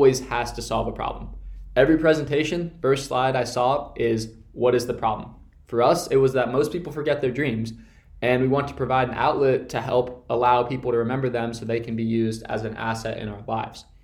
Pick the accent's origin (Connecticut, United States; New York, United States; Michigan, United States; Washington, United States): Connecticut, United States; my hometown in Connecticut